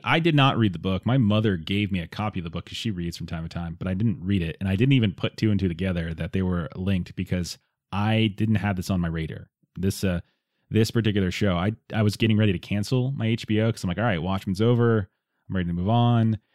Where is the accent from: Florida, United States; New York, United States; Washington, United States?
Florida, United States; South; I grew up in South Florida